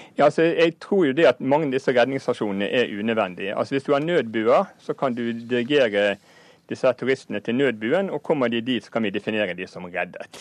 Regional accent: Norway; vi som nordmenn

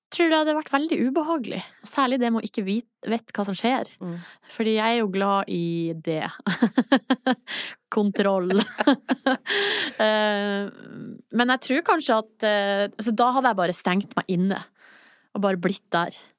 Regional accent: Hamarøy, Nordland, Norway; now in Oslo, Norway; de er hjemme på Hamarøy

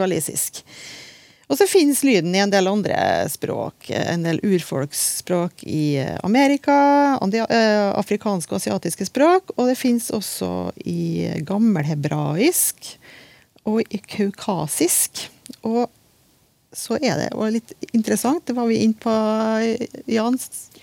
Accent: Trøndelag, Norway; Jeg er jo trønder

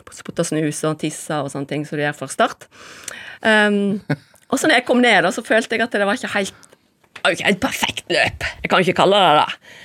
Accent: Voss, Vestland, Norway; Jeg kommer fra Voss

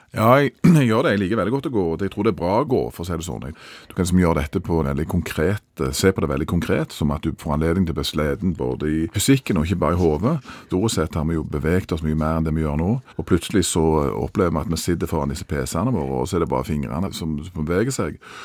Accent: Norway; vi er nordmenn

